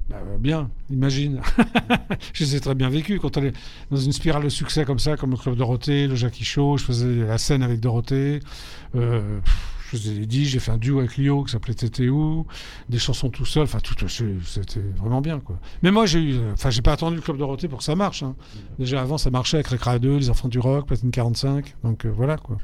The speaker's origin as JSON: {"language": "French", "town": "Paris", "region": "Île-de-France", "country": "France", "tie": "born or raised there", "said": "j'ai grandi, je suis né à Paris, donc j'ai grandi à Paris 11e, avenue Parmentier"}